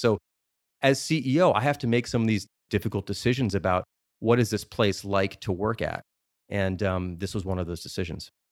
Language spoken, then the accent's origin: English; Chicago, Illinois, United States; I'm from Chicago when I was much younger